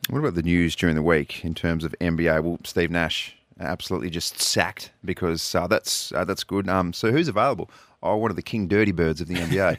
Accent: Wagga Wagga, New South Wales, Australia; now in Adelaide, Australia; Boy from Wagga Wagga back then as well. And I'm from Wagga Wagga

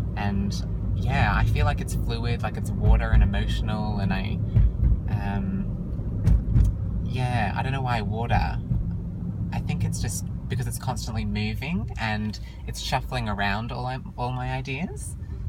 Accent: Sydney, New South Wales, Australia; I am an ENFP from Australia. Actually, Sydney, Australia, I should clarify.

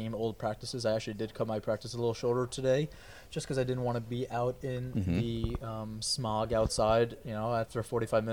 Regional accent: New York, United States; I'm a New Yorker.

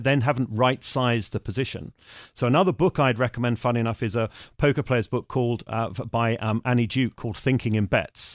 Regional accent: United Kingdom; also born or lived in Germany; as a Brit

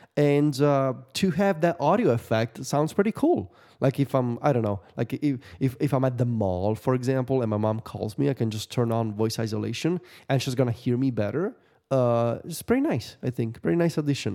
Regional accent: Viterbo, Lazio, Italy; the machina of Santa Rosa in Viterbo? The big celebration in my hometown

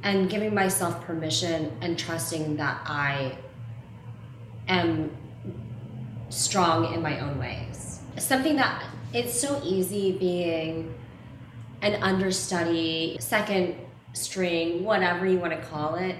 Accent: the South, United States; I grew up mixed race in the South

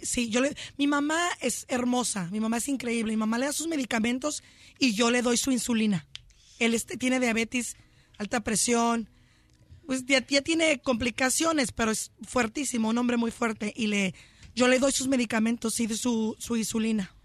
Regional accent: Chula Vista, California, United States; Yo soy de Chulavista, California, nací en Chulavista

